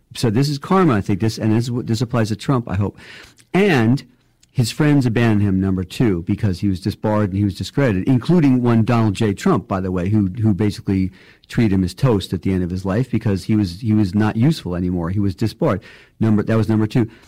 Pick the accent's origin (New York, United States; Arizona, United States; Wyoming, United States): New York, United States; I'm a New Yorker